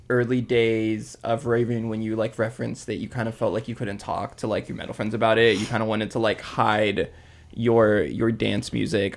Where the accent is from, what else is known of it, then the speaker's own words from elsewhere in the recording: Hawaii, United States; moved away as an adult; also born or lived in Santa Cruz, California; So I grew up in Hawaii. And I came out to Santa Cruz